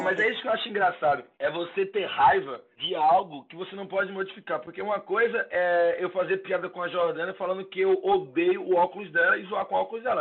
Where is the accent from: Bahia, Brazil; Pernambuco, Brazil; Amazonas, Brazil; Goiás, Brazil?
Pernambuco, Brazil; Recife; moved away as an adult; now in São Paulo, Brazil; Sou do Recife, sou do Recife. E... Fui morar em São Paulo tem três anos, mas eu morei a minha vida toda no Recife